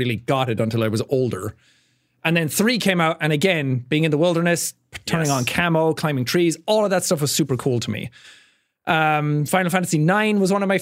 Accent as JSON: {"language": "English", "country": "Ireland", "tie": "born or raised there", "said": "growing up in Ireland, I was surrounded by wilderness and nature all the time."}